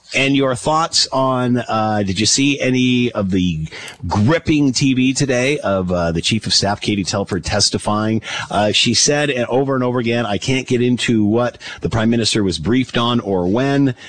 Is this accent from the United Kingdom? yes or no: no; Canada